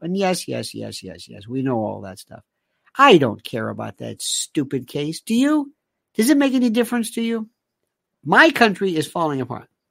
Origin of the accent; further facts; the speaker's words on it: United States; I'm an American